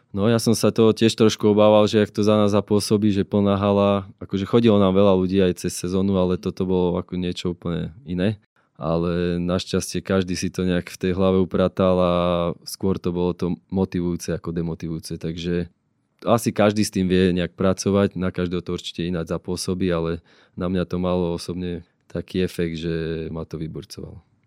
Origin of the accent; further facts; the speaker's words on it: Považská Bystrica, Trenčín Region, Slovakia; som Bystričan